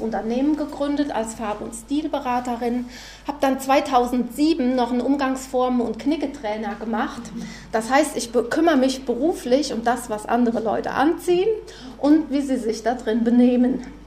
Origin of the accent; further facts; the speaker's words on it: Freudenberg, North Rhine-Westphalia, Germany; Ich komme aus Freudenberg, direkt an der A45